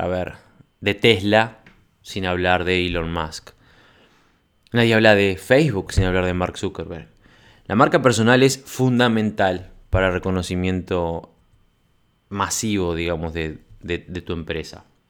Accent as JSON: {"language": "Spanish", "country": "Uruguay", "said": "acá en mi país"}